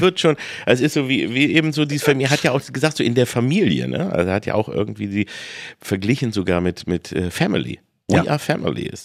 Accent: Peine, Lower Saxony, Germany; ich bin in Peine aufgewachsen

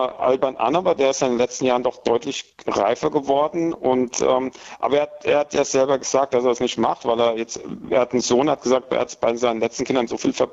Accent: Aschaffenburg, Bavaria, Germany; die aus Aschaffenburg kommen, das, das, das kann nicht schief gehen.

